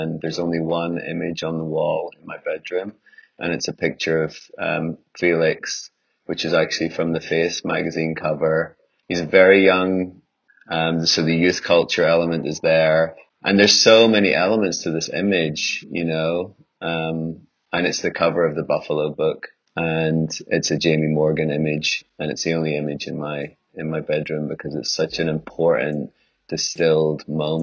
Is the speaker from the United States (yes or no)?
no; Ireland; I grew up in Ireland, which was like a completely white environment.